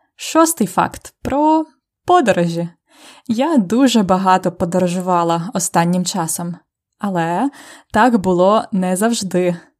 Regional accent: Ukraine; Я народилась у Радянському Союзі

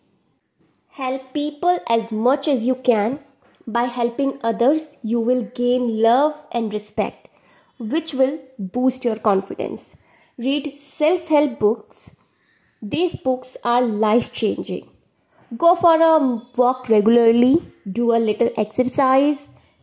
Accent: Delhi, India; I am from Delhi.

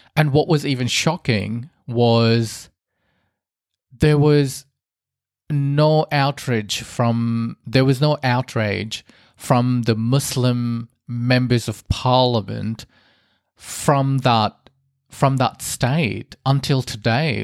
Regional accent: Australia; I grew up in Australia, but I have Indian heritage

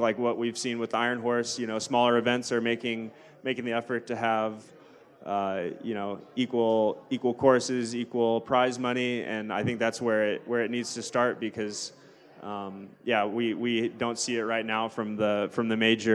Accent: Durango, Colorado, United States; growing up in Durango

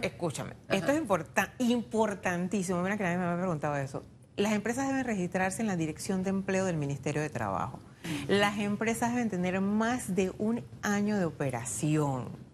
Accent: Panama; Todos somos panameños.

